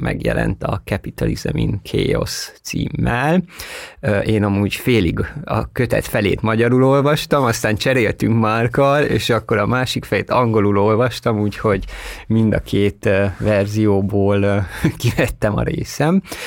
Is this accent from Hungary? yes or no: no; Székely Land, Romania; moved away; also born or lived in Bucharest; ahol én születtem, Székelyföldön